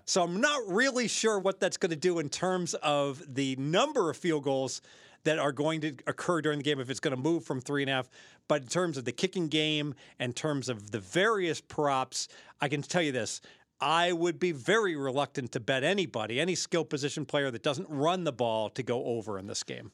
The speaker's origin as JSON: {"language": "English", "region": "Southern Ohio", "country": "United States", "said": "I'm from Southern Ohio"}